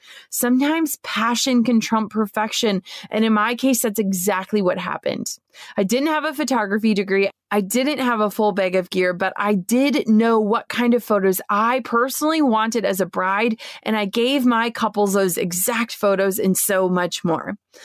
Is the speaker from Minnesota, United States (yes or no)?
yes; Minnesota, United States; I was over 6 hours away from my hometown in Minnesota.